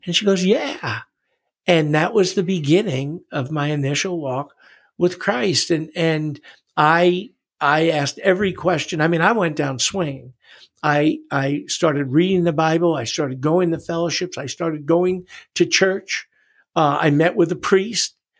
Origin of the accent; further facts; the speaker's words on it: New York City, New York, United States; also born or lived in Long Island; I was born in New York City